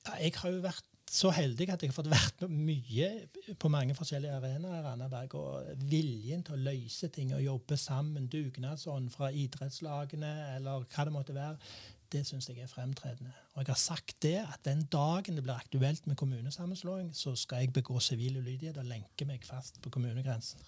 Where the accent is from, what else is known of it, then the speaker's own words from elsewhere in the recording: Randaberg, Rogaland, Norway; jeg er oppvokst i Visse Hageby